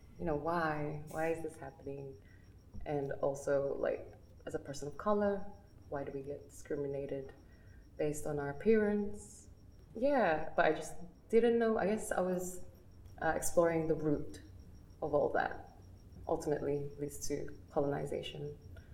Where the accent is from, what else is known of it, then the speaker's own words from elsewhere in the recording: Balanga, Central Luzon, Philippines; now in Sydney, Australia; I'm from Tenejero, Balanga, Bataan